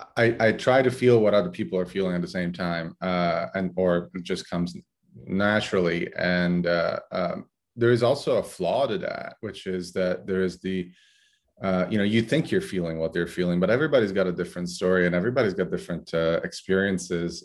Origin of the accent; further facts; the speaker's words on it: Brindisi, Apulia, Italy; moved away; also born or lived in Corfu, Greece; I was born in Brindisi, Italy. Uh, actually, a fishing village in Brindisi, Italy